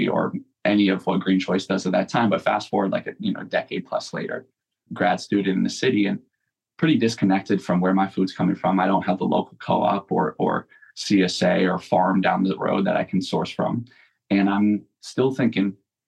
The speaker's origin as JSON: {"language": "English", "region": "Southern Vermont", "country": "United States", "tie": "born or raised there", "also_born_or_lived": "Greater Boston", "moved": "as an adult", "said": "I'm from Southern Vermont in a fairly rural town. My mom was really ahead of her time"}